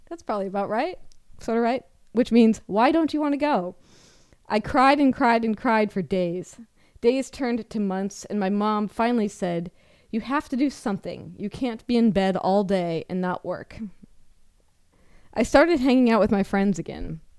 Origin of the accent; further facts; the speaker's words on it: Rock Island, Washington, United States; I grew up in Rock Island, Washington, which is in central Washington, and I went to the local high school.